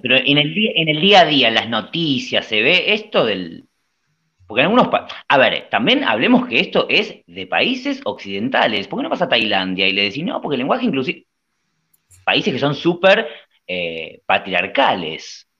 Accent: Argentina; nosotros somos argentinos, estamos en Argentina

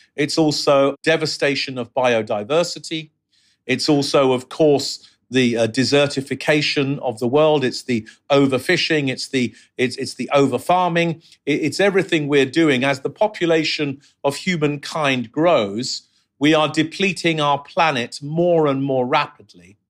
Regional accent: London, United Kingdom; also born or lived in Mexico City / New York City; I grew up in London in the sixties and the seventies and the eighties.

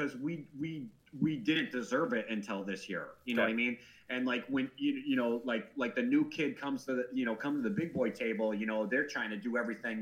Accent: Milwaukee, Wisconsin, United States; I get to watch this guy in my hometown

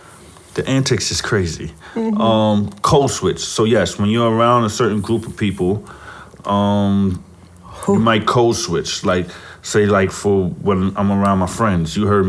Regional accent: United States; I was born here in America

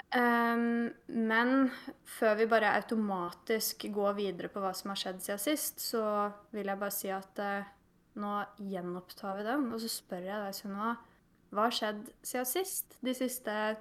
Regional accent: Eidsvoll, Akershus, Norway; moved away as an adult; now in Tromsø, Norway; Jeg er fra Eidsvoll

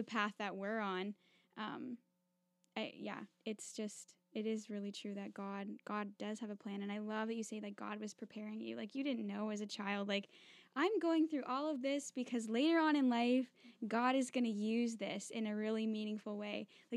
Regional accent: Ontario, Canada; my hometown where I grew up

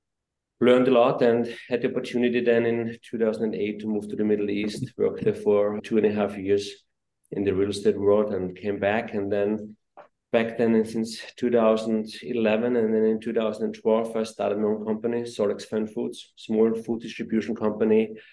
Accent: Austria; moved away as an adult; also born or lived in New York; I grew up in Austria. I grew up in the restaurant industry.

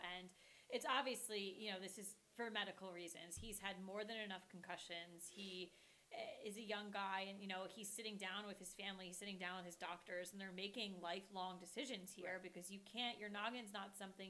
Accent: New Jersey, United States; we're from New Jersey

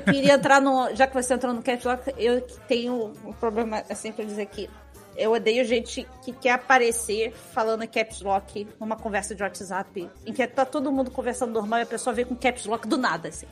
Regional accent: Rio de Janeiro, Brazil; accent: carioca; é o nosso sotaque

